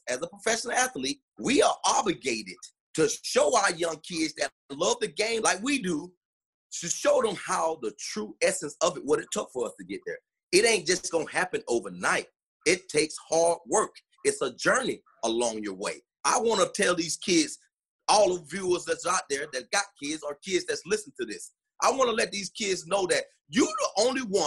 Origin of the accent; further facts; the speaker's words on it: South Florida, United States; moved away as an adult; now in Minneapolis, United States; I'm from Florida, where football is speed.